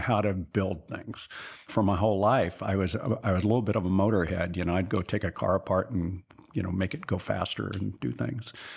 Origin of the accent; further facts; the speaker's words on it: Sutter, California, United States; also born or lived in Marysville, California / Cleveland / Chicago / Pittsburgh; I grew up in the little town of Sutter, California, which is about ten miles west of Marysville